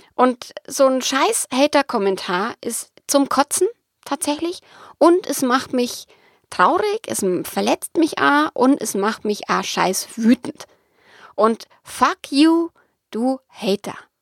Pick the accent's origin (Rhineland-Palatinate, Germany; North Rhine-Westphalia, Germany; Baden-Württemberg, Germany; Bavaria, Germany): Bavaria, Germany; accent: Bavarian; bayerisch ist halt nun mal meine Mundart